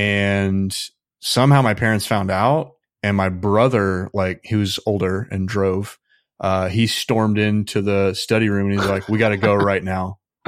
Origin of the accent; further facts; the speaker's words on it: Midwest, United States; Well, I grew up in the Midwest, so conservatism is pretty dominant there, yeah, at least where I was.